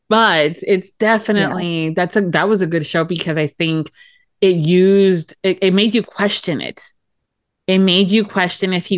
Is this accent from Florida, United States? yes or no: yes; Miami, Florida, United States; accent: Florida; the girl that was born and raised in Miami, Florida